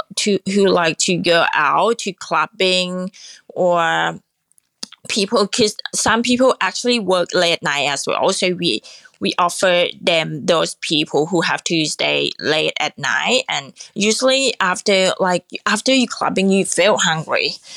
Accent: Nakhon Pathom, Thailand; Well, I'm actually from the Nakhon Pathom, which is a central part of Thailand.

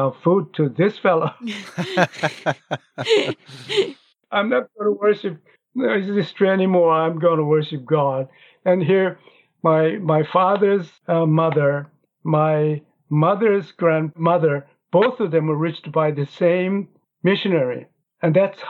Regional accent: Pyongyang, North Korea; English is a second language; now in South Korea; I was born in North Korea, and I was born in Pyongyang, in North Korea, the capital city.

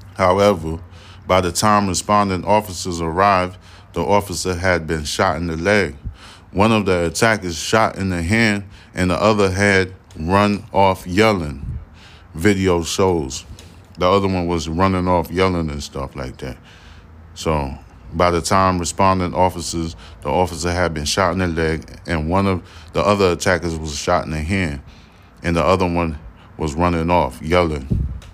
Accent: New York City, New York, United States; I'm a New Yorker

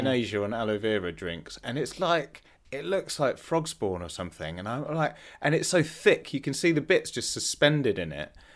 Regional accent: Leicester, East Midlands, United Kingdom; I grew up in Leicester and in the nineties

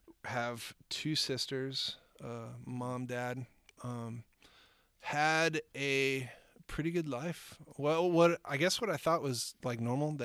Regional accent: Eden Prairie, Minnesota, United States; I grew up in a little place called Eden Prairie, Minnesota.

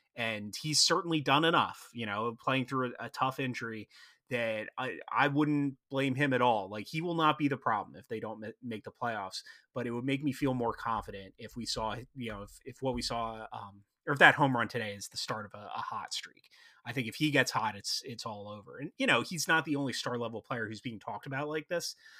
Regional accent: Philadelphia area, Pennsylvania, United States; I'm from the Philadelphia area

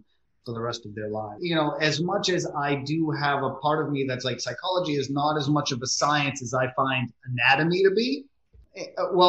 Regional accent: New England, United States; I'm from New England

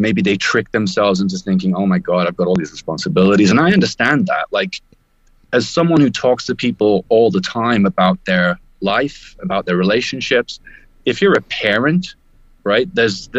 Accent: United Kingdom; moved away as an adult; I am a Brit originally, traveling the world

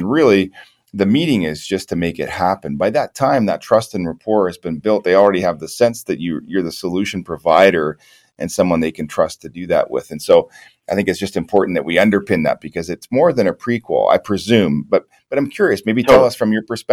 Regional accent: the Maritimes, Canada; I'm from the Maritimes, just north of Maine.

